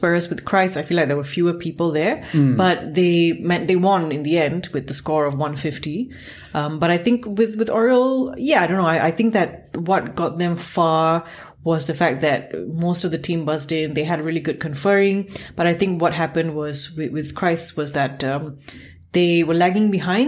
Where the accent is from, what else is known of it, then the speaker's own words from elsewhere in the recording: Singapore; I'm always happy being a Singaporean myself